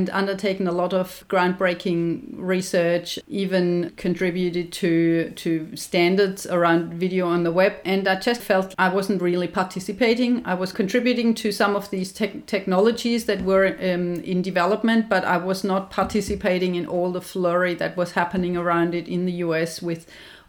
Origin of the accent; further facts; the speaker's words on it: Germany; moved away as an adult; now in Australia; I'm obviously from Germany. I came to Australia in year 2000.